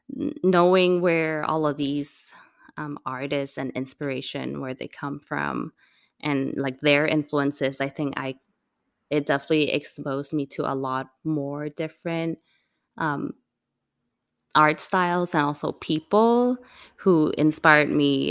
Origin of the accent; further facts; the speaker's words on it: Hong Kong; now in United States; growing up in Hong Kong, like, we could speak English and everything, but coming to the United States